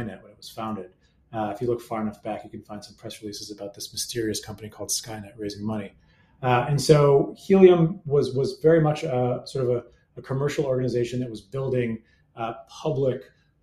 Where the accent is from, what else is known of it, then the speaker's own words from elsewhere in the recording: Massachusetts, United States; also born or lived in New York; from Massachusetts and moved to the Boston area